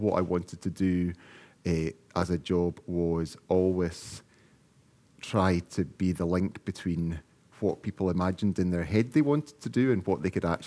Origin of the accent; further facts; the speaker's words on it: Oban, Scotland, United Kingdom; moved away as an adult; I was born and brought up in Oban. I'm from the West Highlands